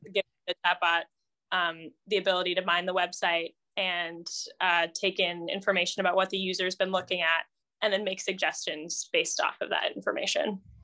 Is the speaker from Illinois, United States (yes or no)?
no; Indianapolis, Indiana, United States; also born or lived in France; I grew up in Indianapolis